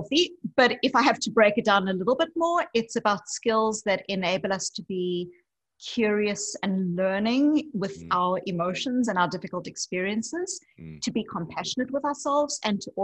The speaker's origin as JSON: {"language": "English", "country": "South Africa", "tie": "born or raised there", "moved": "yes", "said": "I grew up as a white South African in apartheid South Africa"}